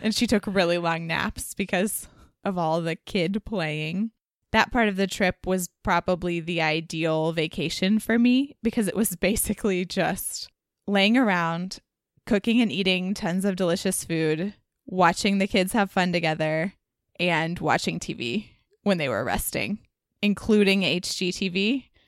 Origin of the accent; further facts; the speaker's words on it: Dallas, Texas, United States; moved away as an adult; growing up in Dallas